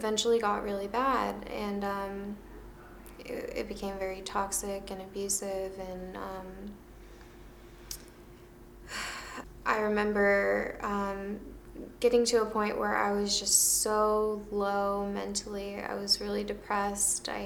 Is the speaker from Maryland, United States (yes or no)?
yes; Maryland, United States; moved away as an adult; now in California, United States; I moved to California from my hometown, Maryland